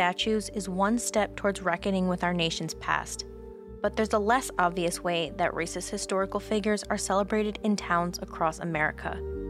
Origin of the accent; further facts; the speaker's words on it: Wisconsin, United States; While I grew up in Wisconsin, seeing the Confederate flag was a regular thing.